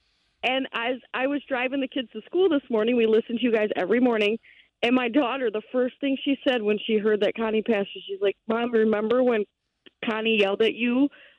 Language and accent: English; Holland, Michigan, United States; I grew up in Holland